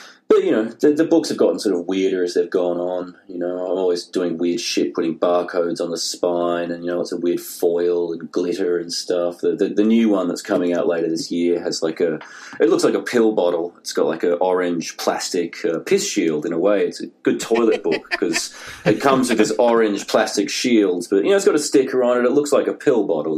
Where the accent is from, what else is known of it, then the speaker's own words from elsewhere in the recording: Tasmania, Australia; moved away as an adult; also born or lived in London / Melbourne; now in Seattle, United States; growing up in Tasmania